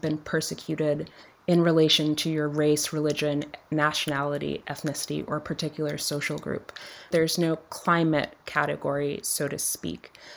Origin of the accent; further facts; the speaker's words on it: Dominica; I grew up in Dominica, which is a small island in the Caribbean